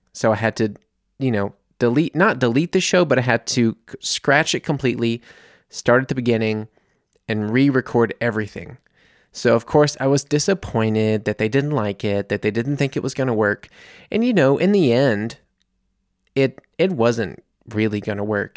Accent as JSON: {"language": "English", "country": "United States", "moved": "as an adult", "lives_now": "Munich, Germany", "said": "I'm an American here in Germany"}